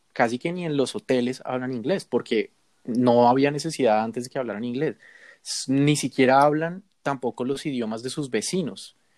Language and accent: Spanish; Bogotá, Colombia; nos encontramos con otra bogotana que estaba feliz de escuchar nuestro acento